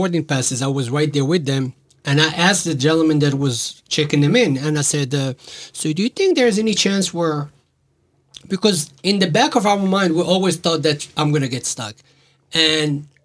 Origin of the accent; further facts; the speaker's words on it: Casablanca, Casablanca-Settat, Morocco; moved away as an adult; now in Norfolk, United States; I was stuck in Morocco, which is my my home country. That's where I was born